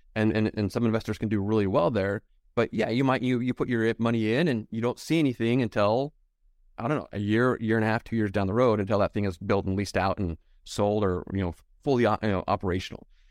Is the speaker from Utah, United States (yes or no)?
yes; Utah, United States; I'm from Utah